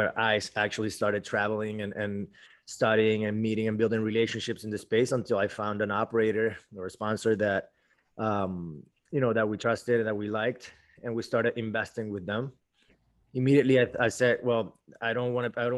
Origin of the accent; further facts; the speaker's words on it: Venezuela; moved away as an adult; now in Miami, United States; I'm originally from Venezuela.